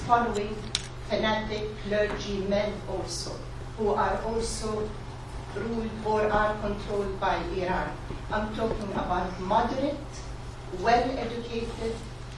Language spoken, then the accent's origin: English; Eastern Province, Saudi Arabia; I come from the Eastern province